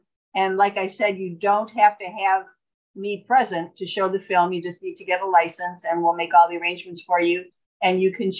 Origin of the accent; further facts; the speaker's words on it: Cleveland, Ohio, United States; also born or lived in Brown County, Indiana / Vermilion, Ohio; I'm in Elyria, Ohio, and I was born and raised in Ohio, born in the Cleveland area, lived in that area until I was married, moved to Vermilion, which is in Lorain County, which is where Elyria is now.